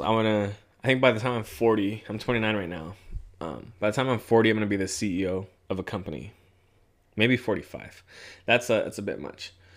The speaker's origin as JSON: {"language": "English", "region": "Southern California", "country": "United States", "moved": "as an adult", "lives_now": "Central California, United States", "said": "I'm from Southern California."}